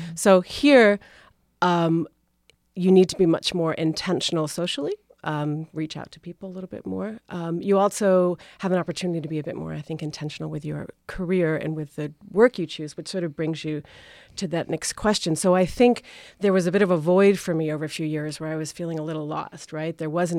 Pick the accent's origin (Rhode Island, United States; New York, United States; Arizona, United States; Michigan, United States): Rhode Island, United States; moved away as an adult; also born or lived in Syracuse / Philadelphia / Boston; now in Cape Cod, United States; I grew up in Rhode Island, and the funny thing is that I now teach at Rhode Island School of Design. Everyone assumes that I went there, but I come from a very large Portuguese-Italian family